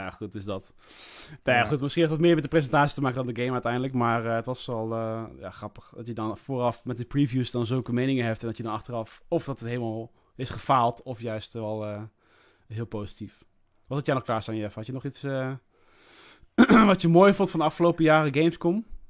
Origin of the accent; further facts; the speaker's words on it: Netherlands; als echte Nederlanders